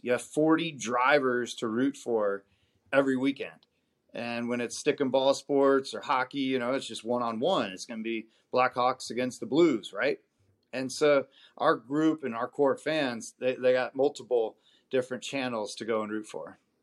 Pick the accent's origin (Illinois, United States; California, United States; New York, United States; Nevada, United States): Nevada, United States; Las Vegas; I grew up out in Vegas